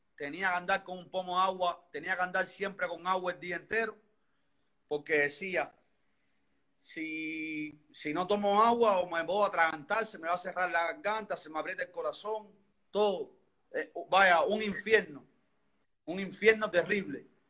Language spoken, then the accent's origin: Spanish; Havana, Cuba; Soy aquí de Cuba, soy de Cuba, vivo en El Vedado, Habana, en La Habana